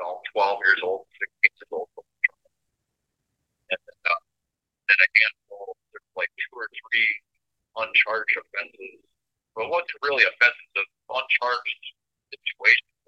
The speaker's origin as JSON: {"language": "English", "region": "Minnesota", "country": "United States", "tie": "born or raised there", "also_born_or_lived": "Fort Wayne", "said": "I was a born citizen of Minnesota. I'm actually from Fort Wayne."}